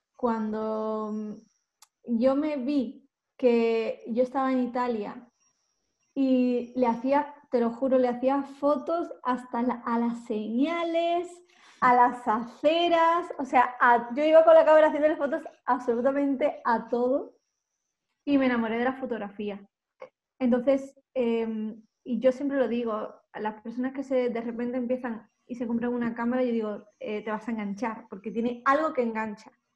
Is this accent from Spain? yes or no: yes; Málaga, Andalusia, Spain; accent: del sur; moved away as an adult; now in Madrid, Spain; yo soy de Málaga, yo no soy de Madrid, yo soy de Málaga